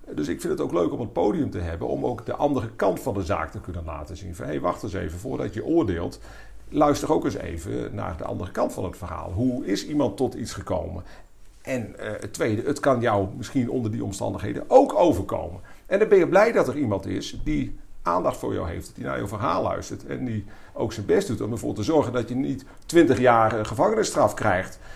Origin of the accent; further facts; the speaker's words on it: Leeuwarden, Friesland, Netherlands; geboren 26 april 1968 in Leeuwarden